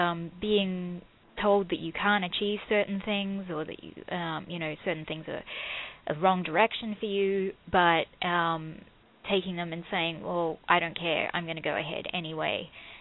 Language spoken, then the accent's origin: English; Australia; No, I don't have family here. I was born and raised in Australia.